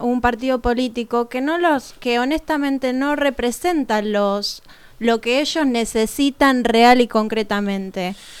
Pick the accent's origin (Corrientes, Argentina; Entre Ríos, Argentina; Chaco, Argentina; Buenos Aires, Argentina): Buenos Aires, Argentina; como porteña